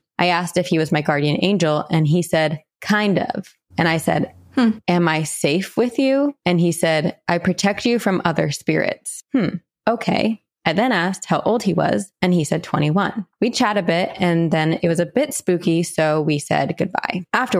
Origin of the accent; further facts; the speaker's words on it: Ohio, United States; I am from Ohio, and growing up, my family was introduced to creepy supernatural shit and just normal history stuff because cemeteries were huge.